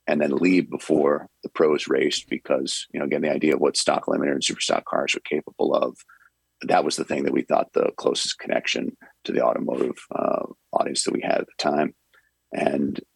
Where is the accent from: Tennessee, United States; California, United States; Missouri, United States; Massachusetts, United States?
Massachusetts, United States; Western; I was from Western Massachusetts